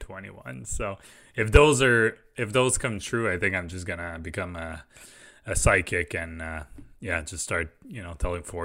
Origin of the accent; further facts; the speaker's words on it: Quebec, Canada; And obviously, I grew up in Quebec, so I wish all their employees the best of luck.